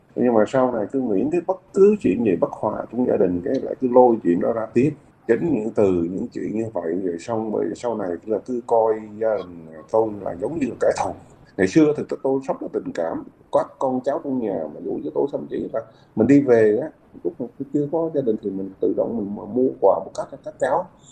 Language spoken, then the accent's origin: Vietnamese; Southern Vietnam, Vietnam; Quê của mình thì gốc miền Trung, nhưng vào miền Nam này từ hồi bé